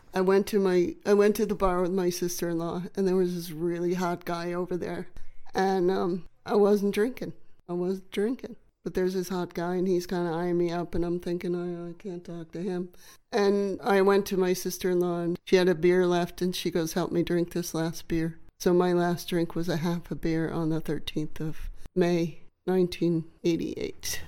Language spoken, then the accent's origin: English; Macomb, Illinois, United States; A little town called Macomb, Illinois. It's about four hours southwest of Chicago.